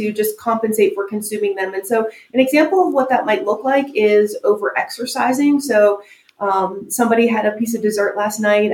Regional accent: United States; we as American dieters

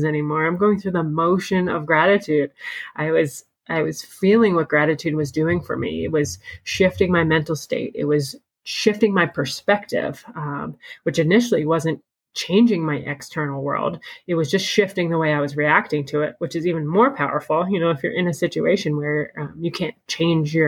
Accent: Pennsylvania, United States; moved away; we're originally from Pennsylvania

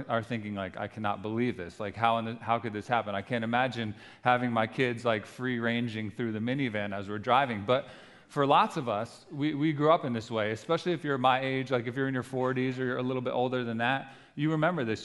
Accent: New Jersey, United States; we're from New Jersey.

